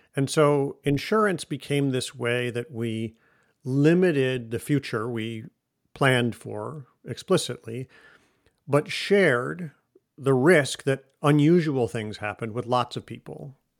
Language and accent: English; Michigan, United States; also born or lived in Russia / Germany / Chicago; now in Boston, United States; I live in Boston now. I grew up in Michigan. I have lived in Russia and in Germany and in some other places, in Chicago